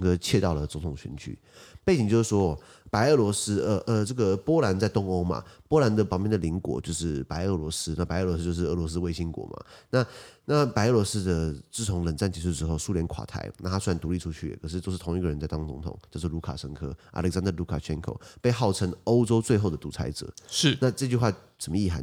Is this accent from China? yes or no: no; Taiwan; 我是台湾人